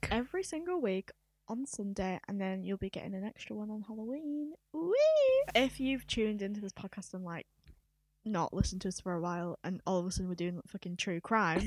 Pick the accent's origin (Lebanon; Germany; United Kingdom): United Kingdom; Leeds, Yorkshire and the Humber; we are based in Leeds. We are from Leeds.